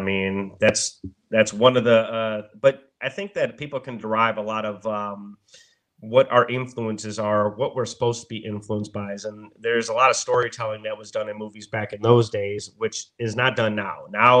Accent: Milwaukee, Wisconsin, United States; I'm from Milwaukee, bro.

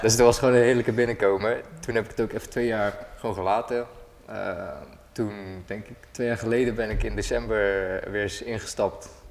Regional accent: Rotterdam, South Holland, Netherlands; ik kom uit Rotterdam

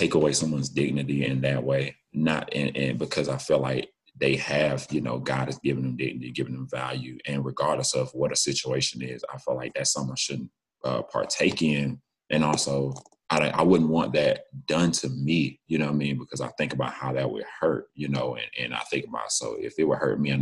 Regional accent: Macon, Georgia, United States; we're both from Macon

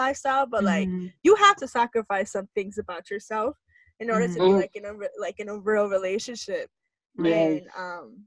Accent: New York, United States; I'm obviously from New York

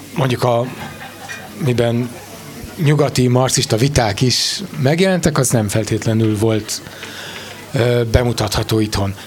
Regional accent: Budapest, Hungary; zuglói gyerek vagyok

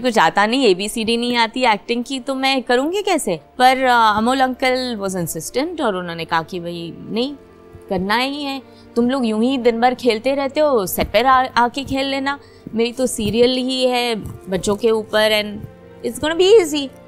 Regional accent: Mumbai, Maharashtra, India; also born or lived in Sangli; actually हम सांगली से हैं लेकिन पले बड़े हैं बम्बई में

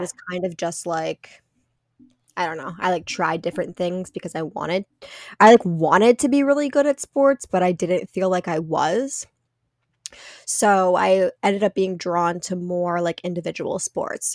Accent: central Pennsylvania, United States; now in Massachusetts, United States; I grew up in a really small town in central Pennsylvania.

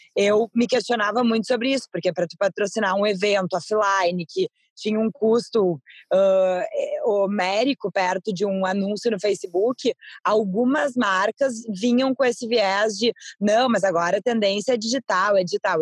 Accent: Brazil; somos nós brasileiros

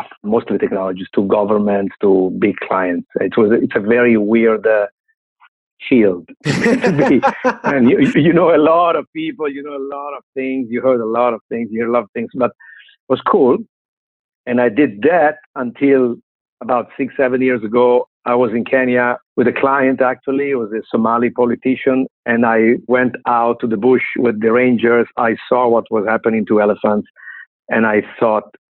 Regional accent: Milan, Lombardy, Italy; I grew up in Milano, Italy, but I was raised in Milano and I studied in Milano.

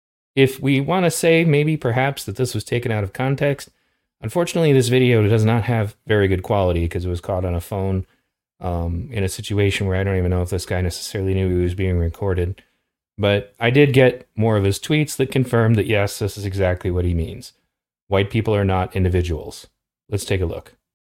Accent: California, United States; I'm from California

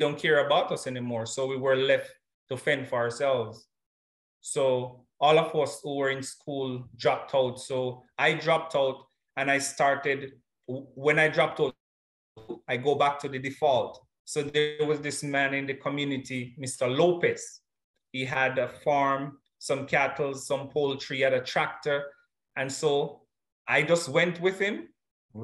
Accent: James Hill, Clarendon, Jamaica; The community I was raised in is a little rural community in the Jamaica, the parish of Clarendon, that is James Hill

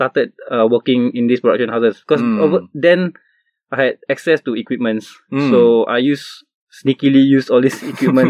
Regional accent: Singapore; as a Singaporean, the way we live our lives

